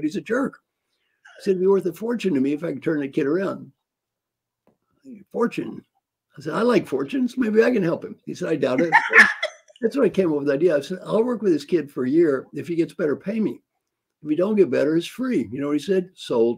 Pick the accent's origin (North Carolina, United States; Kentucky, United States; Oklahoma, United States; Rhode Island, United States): Kentucky, United States; Valley Station; I grew up there in Valley Station.